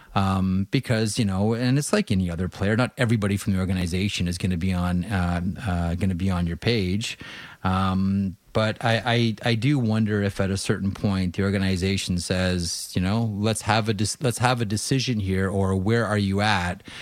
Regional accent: Southwestern Ontario, Canada; I grew up in Southwestern Ontario

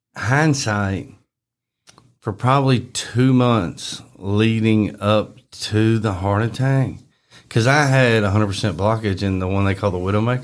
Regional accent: Bartlett, Tennessee, United States; also born or lived in Arlington, Tennessee; I grew up in Bartlett. I was always in Bartlett

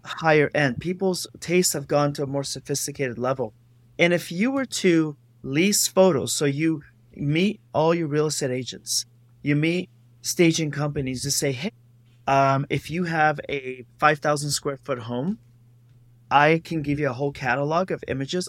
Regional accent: Los Angeles, California, United States; I am from Los Angeles

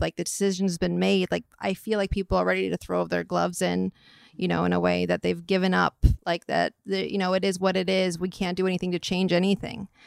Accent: Atherton, California, United States; I'm from the Bay Area, from, like, Atherton, Palo Alto area

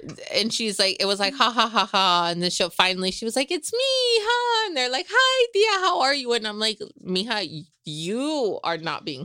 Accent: Salinas, California, United States; moved away as an adult; also born or lived in Los Angeles; I grew up in East Salinas.

